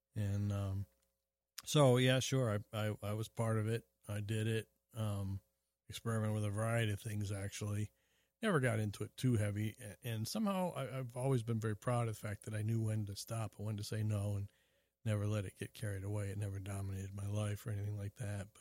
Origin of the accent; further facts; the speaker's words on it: Springfield, Illinois, United States; I was born in Springfield, Illinois